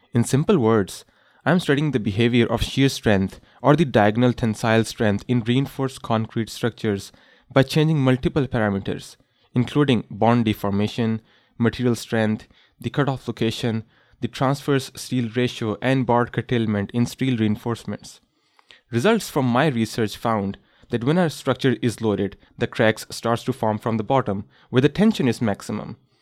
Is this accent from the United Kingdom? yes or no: no; Pakistan; moved away as an adult; now in Canada; during my childhood, I experienced one of the most devastating earthquake in the history of my home country, Pakistan.